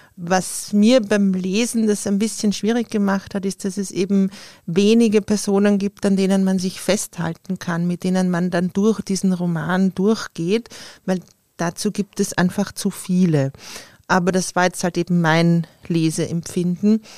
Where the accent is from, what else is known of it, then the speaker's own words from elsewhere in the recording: Austria; für mich als Österreicherin